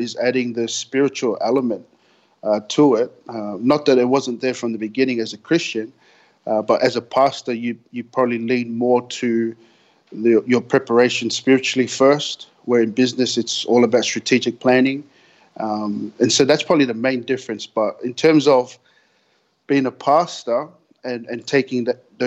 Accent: Sydney, New South Wales, Australia; I grew up in Sydney, in Australia, down in the Western Sydney

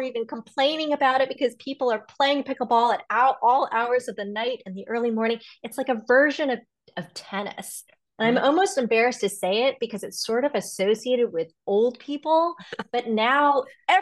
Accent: Los Angeles, California, United States; now in Washington, D.C., United States; I am in Washington, D.C. I grew up in Los Angeles where we don't really have a change of seasons in the same way

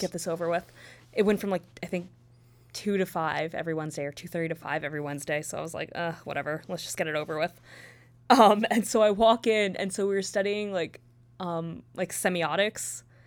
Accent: near New Brunswick, New Jersey, United States; also born or lived in Purchase, New York; ten minutes away from where I grew up

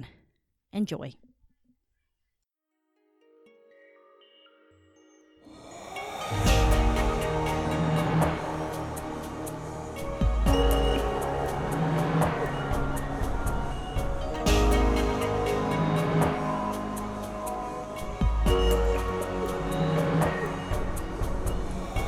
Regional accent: United States; I was born in the United States

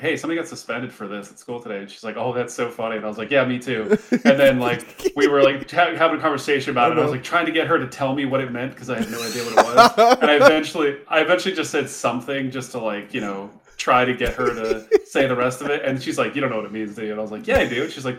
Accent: Glendale, Arizona, United States; I grew up in Glendale, Arizona, which is not a great part too.

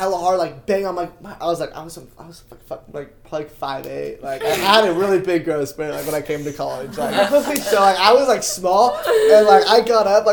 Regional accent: Bay Area, California, United States; I'm from the Bay Area, represent 650

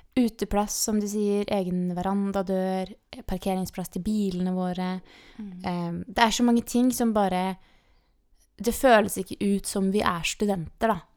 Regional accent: Eidsvoll, Akershus, Norway; now in Kristiansand, Norway; hjemme i Eidsvoll, liksom, eller her rundt omkring i Kristiansand

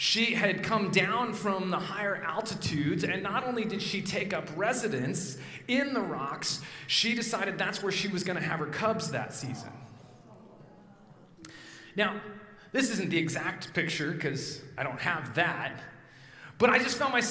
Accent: Evergreen, Colorado, United States; now in New Jersey, United States; I grew up in a little town called Evergreen, just west of Denver, up into the mountains

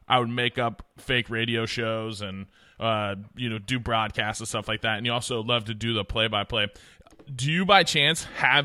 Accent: Oregon, United States; now in Houston, United States; I'm from Oregon, and so I was a Portland Trail Blazers fan

